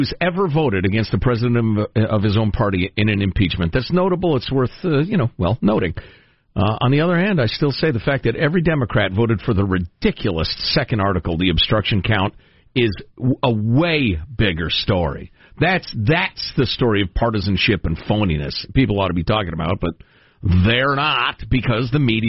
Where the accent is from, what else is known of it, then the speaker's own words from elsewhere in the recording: Chicago, Illinois, United States; Look, as a Chicagoan and a glutton, I'm here to tell you, people look at the sauce as an afterthought.